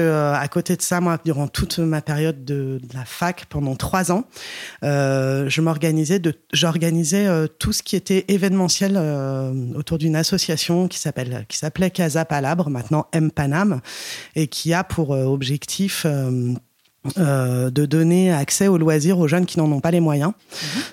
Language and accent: French; Paris, Île-de-France, France; je suis né et j'ai grandi à Paris